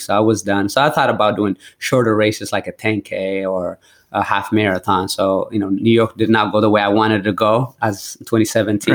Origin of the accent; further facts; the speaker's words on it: Eritrea; now in United States; I went back to my roots where I was born in Eritrea